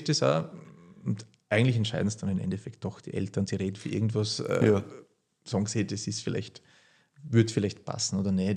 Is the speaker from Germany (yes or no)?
no; Horitschon, Burgenland, Austria; also born or lived in Hungary; Wir sitzen jetzt da gerade in dem Haus, wo ich aufgewachsen bin. Und äh, ja, die gemischte Landwirtschaft Burgenland